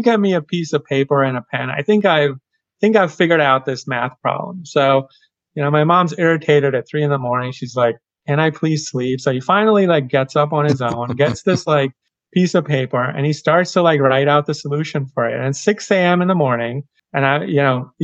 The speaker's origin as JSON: {"language": "English", "town": "Kolkata", "region": "West Bengal", "country": "India", "tie": "born or raised there", "moved": "yes", "said": "I grew up on the eastern side of India in a town called Kolkata, or as the British used to call it, Calcutta."}